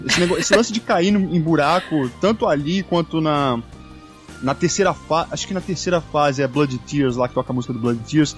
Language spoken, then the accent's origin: Portuguese; Volta Redonda, Rio de Janeiro, Brazil; moved away as an adult; now in São Paulo, Brazil; eu sou do Rio de Janeiro, não da cidade, sou do estado do Rio, da cidade de Volta Redonda.